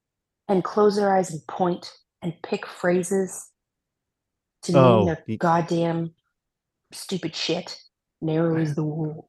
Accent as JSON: {"language": "English", "area": "near Anaheim", "region": "California", "country": "United States", "tie": "born or raised there", "said": "I grew up right near Anaheim. In fact, I lived there for a while"}